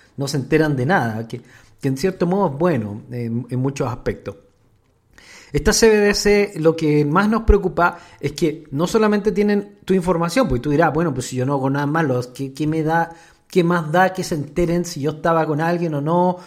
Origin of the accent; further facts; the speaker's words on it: Chile; yo soy chileno